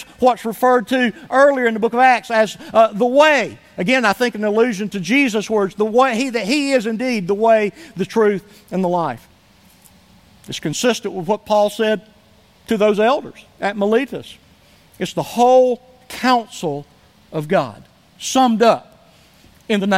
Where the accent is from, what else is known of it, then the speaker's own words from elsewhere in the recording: Somerville, United States; moved away; I was able to go up to my hometown, to Somerville, for just an overnight trip